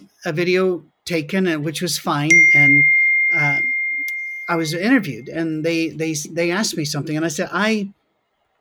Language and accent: English; Scotland, United Kingdom; as a Scot